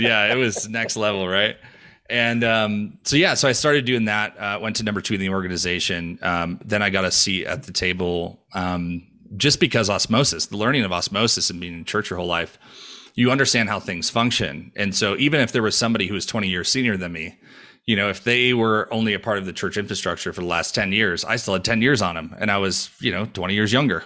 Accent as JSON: {"language": "English", "region": "New York", "country": "United States", "tie": "born or raised there", "moved": "yes", "lives_now": "Denver, United States", "said": "I was born and raised in New York"}